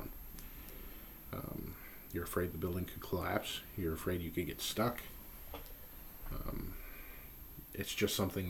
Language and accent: English; Southern California, United States; growing up in Southern California